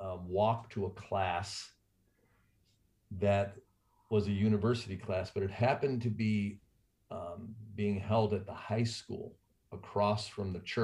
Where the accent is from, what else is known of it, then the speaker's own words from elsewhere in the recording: Rochester, New York, United States; now in Prescott, United States; I was born in Rochester, New York. I would say our family was at the lower end of middle class. We were a Catholic family. We had six kids, five boys, one girl.